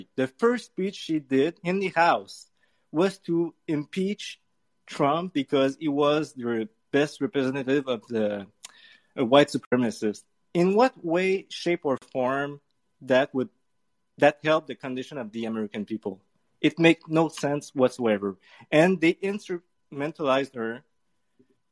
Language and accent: English; Canada; I'm French Canadian